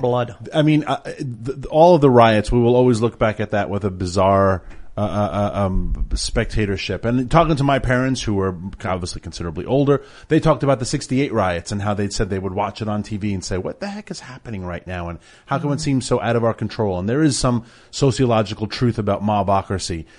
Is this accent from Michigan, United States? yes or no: no; New York City, New York, United States; growing up in New York City